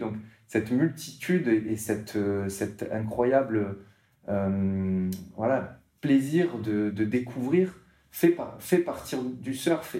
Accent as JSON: {"language": "French", "town": "Martigues", "region": "Provence-Alpes-Côte d'Azur", "country": "France", "tie": "born or raised there", "also_born_or_lived": "Marseille", "moved": "yes", "said": "je, suis né à Martigues, donc c'est une petite ville à côté de Marseille, hein au bord de l'eau"}